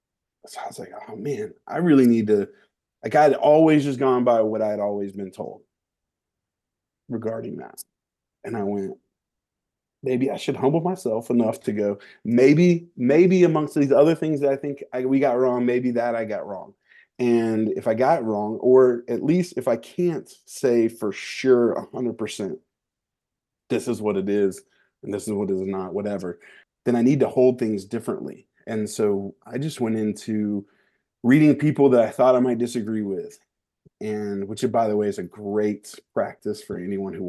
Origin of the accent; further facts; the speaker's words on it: the South, United States; growing up in the South